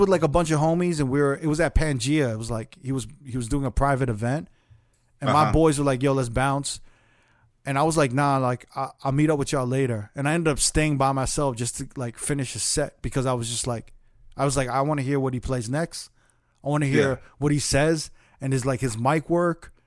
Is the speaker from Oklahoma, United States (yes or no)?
no; New York, United States; growing up in New York